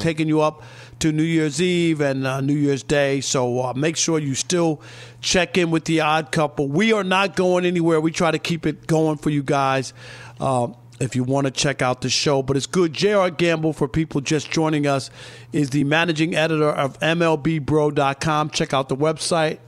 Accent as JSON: {"language": "English", "region": "New York", "country": "United States", "tie": "born or raised there", "said": "when we were growing up in New York"}